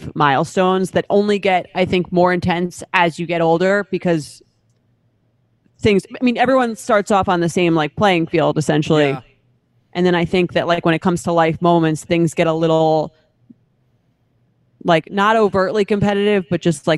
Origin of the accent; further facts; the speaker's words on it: Long Island, New York, United States; That's my hometown.